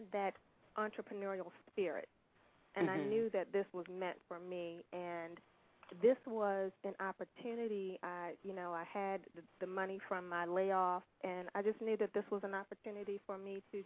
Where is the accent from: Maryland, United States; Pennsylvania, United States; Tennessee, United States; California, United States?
Maryland, United States; Baltimore; I'm from Baltimore, Maryland